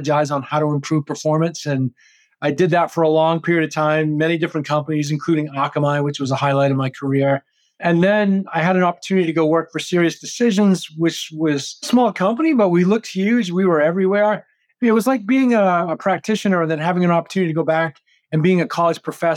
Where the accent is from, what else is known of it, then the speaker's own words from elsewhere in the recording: Maine, United States; moved away as an adult; I grew up in Maine